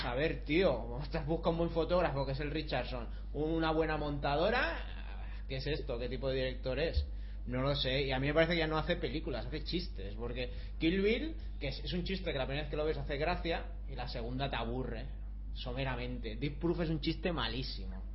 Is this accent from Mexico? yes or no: no; Barcelona, Catalonia, Spain; yo es que soy de Barcelona